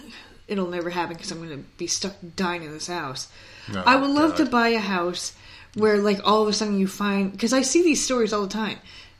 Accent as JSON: {"language": "English", "town": "Schenectady", "region": "New York", "country": "United States", "said": "I'm from Schenectady."}